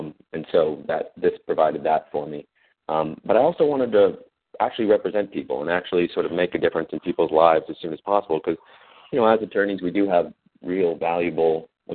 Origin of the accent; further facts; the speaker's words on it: Oakland, California, United States; moved away as an adult; also born or lived in Washington, D.C.; I'm originally from Oakland, California.